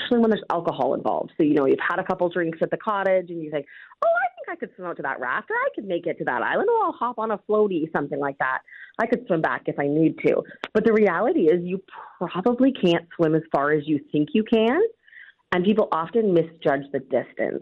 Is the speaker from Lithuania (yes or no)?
no; Georgian Bay, Ontario, Canada; my family, we grew up on Georgian Bay, and I mean, we were on the lake.